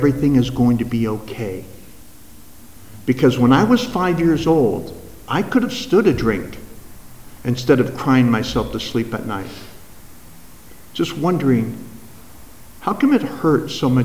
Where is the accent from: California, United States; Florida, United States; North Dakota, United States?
California, United States; Los Angeles; moved away as an adult; also born or lived in Las Vegas, Nevada / Fullerton, California; I was brought up in Southern California, 3rd and Hill, if you're familiar with Los Angeles, right 5 blocks from Skid Row, lived on Bunker Hill